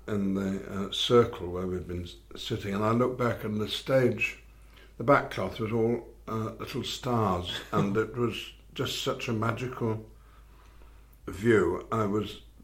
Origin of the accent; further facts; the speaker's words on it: Bolton, North West England, United Kingdom; also born or lived in Wigan; when we moved to Bolton, quite close to Wigan and Manchester